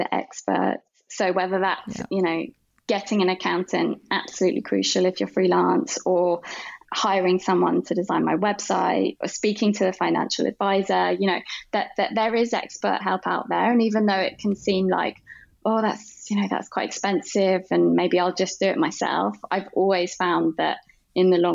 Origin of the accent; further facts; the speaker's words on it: London, United Kingdom; I grew up in London